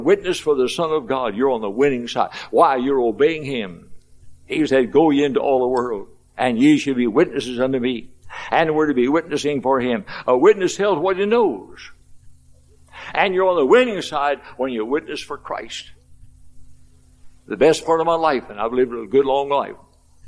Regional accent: Louisville, Kentucky, United States; I was 14 years of age in Louisville, Kentucky, my hometown

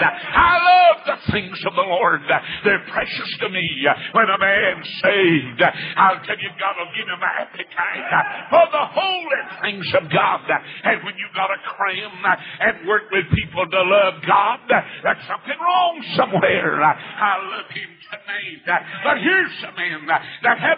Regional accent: North Carolina, United States; moved away as an adult; now in Atlanta, United States; I was born in North Carolina. I'm a Tar Heel.

